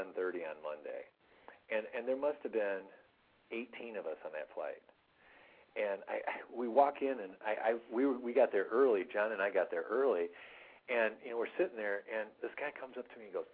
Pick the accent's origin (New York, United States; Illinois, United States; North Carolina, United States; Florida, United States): Illinois, United States; Rockford; I'm from Rockford, Illinois.